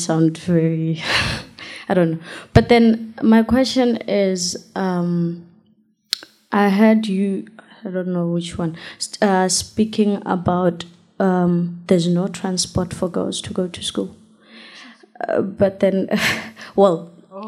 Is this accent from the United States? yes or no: no; South Africa; I'm from South Africa